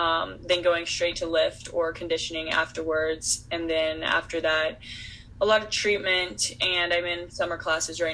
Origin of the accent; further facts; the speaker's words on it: Texas, United States; moved away; I'm from Texas originally